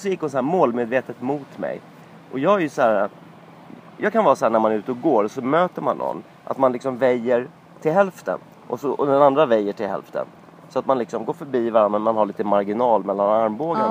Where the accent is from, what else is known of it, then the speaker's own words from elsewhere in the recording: Sweden; jag var svensk